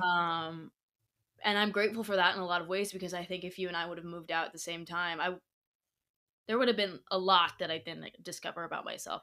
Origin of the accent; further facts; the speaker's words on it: Indiana, United States; moved away as an adult; also born or lived in La Jolla; now in Los Angeles, United States; where I grew up in Indiana